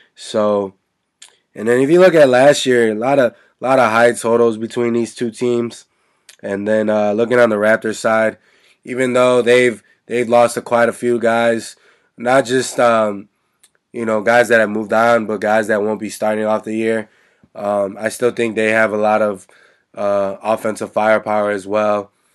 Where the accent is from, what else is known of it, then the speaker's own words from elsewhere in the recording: Chicago, Illinois, United States; my hometown team, the Chicago Bulls